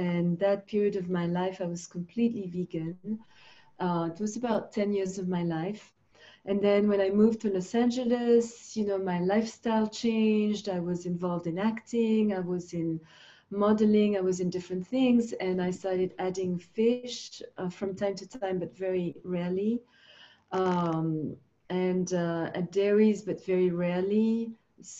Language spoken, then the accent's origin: English; Switzerland; also born or lived in Finland; because I lived in Switzerland. I grew up in Switzerland.